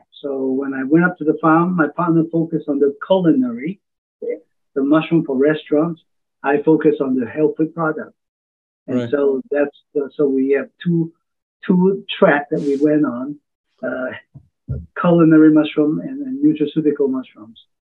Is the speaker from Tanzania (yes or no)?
no; Hong Kong; also born or lived in Oregon; now in United States; I'm a transplant from Hong Kong back in 1969. I went to college in Oregon